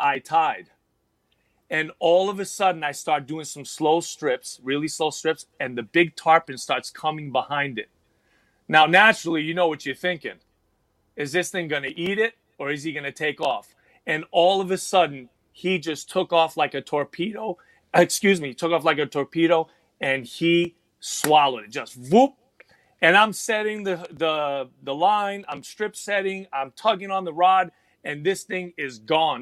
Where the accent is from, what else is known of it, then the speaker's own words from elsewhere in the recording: New York City, New York, United States; now in Texas, United States; I was born and raised in the Bronx, New York, New York City.